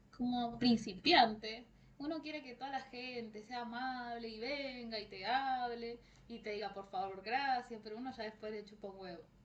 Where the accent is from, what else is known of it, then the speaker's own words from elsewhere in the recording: Argentina; yo soy argentina